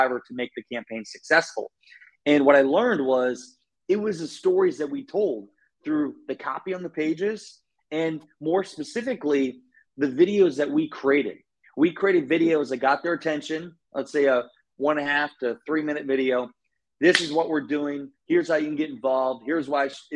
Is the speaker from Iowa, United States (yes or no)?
yes; Iowa, United States; I grew up in Iowa